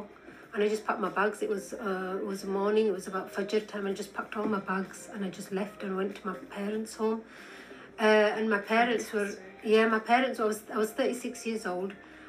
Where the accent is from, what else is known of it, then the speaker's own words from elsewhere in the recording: Bradford, Yorkshire and the Humber, United Kingdom; from Bradford.